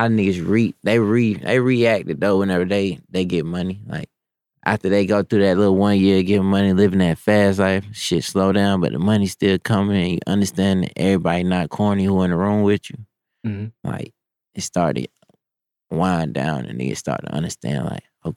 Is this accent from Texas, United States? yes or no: yes; Humble, Texas, United States; moved away as an adult; now in Atlanta, United States; I was from Humble